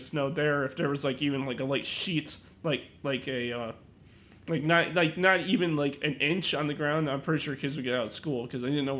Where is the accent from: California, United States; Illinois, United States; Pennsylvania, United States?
Illinois, United States; Chicago; I'm actually from, I mean, Chicago. I mean, I'm from Chicago. That's where I live.